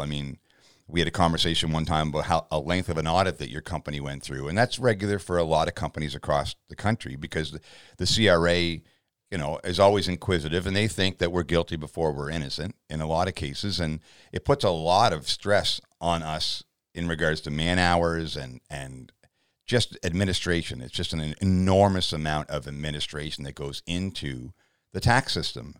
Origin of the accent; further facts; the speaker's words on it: Canada; as a Canadian citizen in my fifth decade